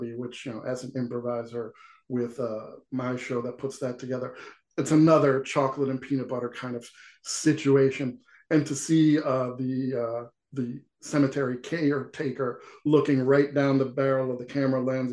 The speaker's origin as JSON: {"language": "English", "region": "New York", "country": "United States", "tie": "born or raised there", "said": "where I grew up in New York"}